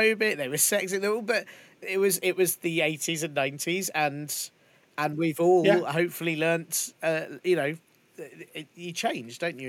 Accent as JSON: {"language": "English", "region": "London", "country": "United Kingdom", "tie": "born or raised there", "said": "Bethnal Green wasn't that far from where we lived"}